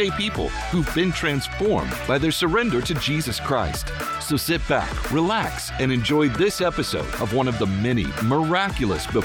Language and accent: English; Argentina; moved away as an adult; also born or lived in Texas, United States; I was born in Texas, grew up in Argentina the, from the age of four to finishing high school.